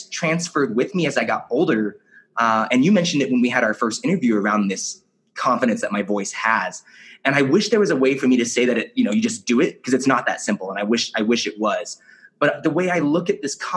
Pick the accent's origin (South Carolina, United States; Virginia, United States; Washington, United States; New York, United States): Washington, United States; Kelso; I grew up in Kelso, Washington